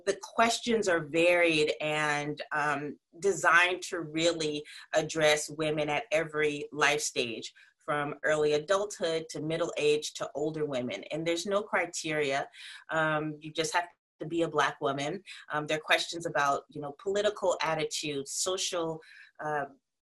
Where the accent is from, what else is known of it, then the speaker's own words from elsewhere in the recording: South Carolina, United States; also born or lived in Connecticut; now in New York City, United States; I'm from South Carolina, but I'm currently in Connecticut. where we're on lockdown, and I live in New York City.